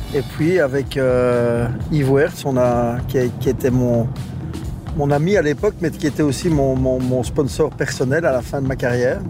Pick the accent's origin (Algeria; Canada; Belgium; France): Belgium; Verviers, Wallonia; je suis d'abord de la, région d'ici, je suis originaire de Verviers